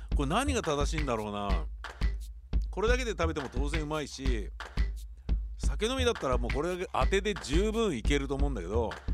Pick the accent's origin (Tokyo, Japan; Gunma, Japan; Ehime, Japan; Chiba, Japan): Tokyo, Japan; also born or lived in Ogikubo, Tokyo / Kichijoji, Tokyo; 荻窪の衛生病院で生まれて高円寺で生まれ育ち荻窪高校に通い